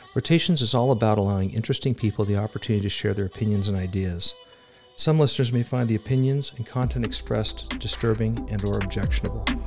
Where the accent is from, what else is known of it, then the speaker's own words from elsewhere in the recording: United States; We are Americans